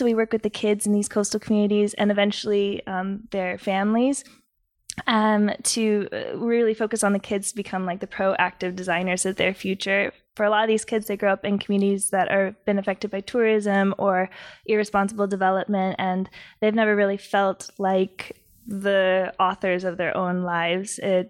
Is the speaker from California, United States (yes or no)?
yes; San Diego, California, United States; I am originally from San Diego.